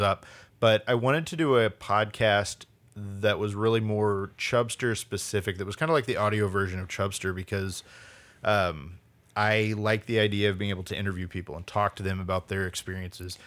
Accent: St. Louis, Missouri, United States; moved away as an adult; also born or lived in Springfield, Missouri; now in Portland, United States; I'm from St. Louis, but I lived in Springfield, Missouri at the time

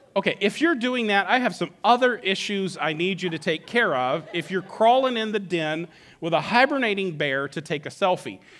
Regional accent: Alaska, United States; moved away as an adult; I grew up in Alaska, been here for twenty-three years, but grew up in Alaska. I moved there when I was eight and didn't move until I was about thirty.

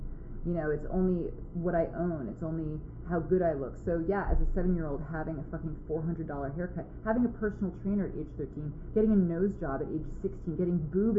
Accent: Manhattan, New York, United States; Growing up in Manhattan, you grow up fast in ways that aren't necessarily, you know, par for the course with your age.

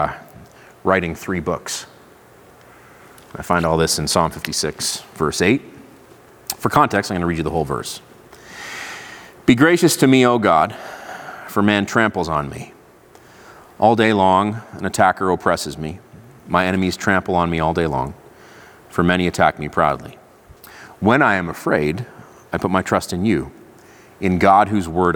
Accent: Israel; moved away; I grew up in Israel. I'm fluent in Hebrew

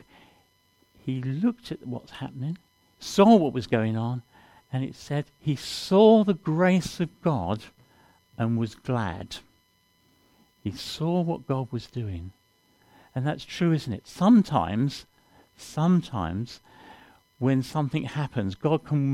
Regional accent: London, United Kingdom; moved away; I come from London originally

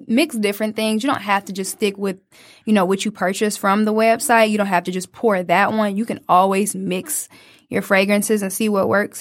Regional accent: Detroit, Michigan, United States; a young twenty-year-old just growing up in Detroit

